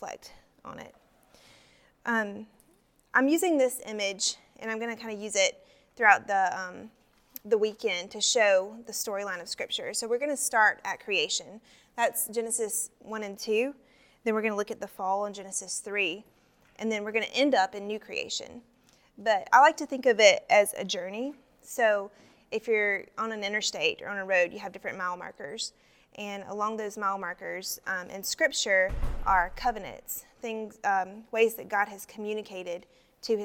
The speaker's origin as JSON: {"language": "English", "region": "South Carolina", "country": "United States", "said": "I am from South Carolina"}